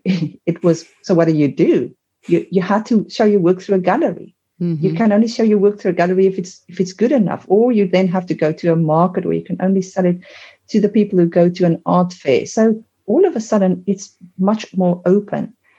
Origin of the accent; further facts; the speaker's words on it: South Africa; I am South African